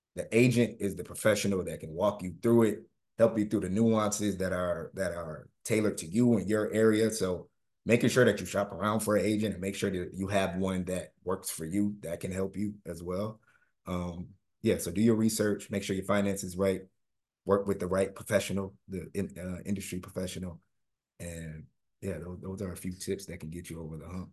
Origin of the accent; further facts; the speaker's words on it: Winter Park, Florida, United States; I grew up in Hannibal Square, Winter Park